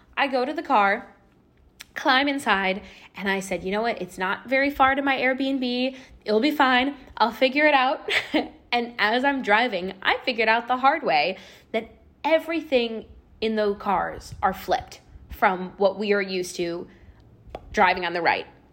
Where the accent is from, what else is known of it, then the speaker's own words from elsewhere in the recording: Chicago, Illinois, United States; I was back home in Chicago, and I was working the front desk at a health club at the time when I was home from college on breaks